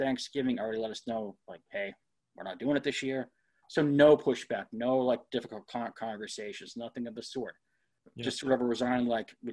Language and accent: English; Northeast, United States; I'm from the Northeast.